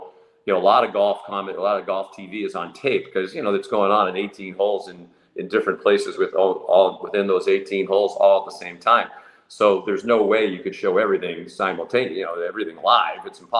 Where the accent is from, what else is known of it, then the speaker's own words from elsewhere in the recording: Boston, Massachusetts, United States; I grew up here in Boston in the heyday of Bobby Orr and the Boston Bruins.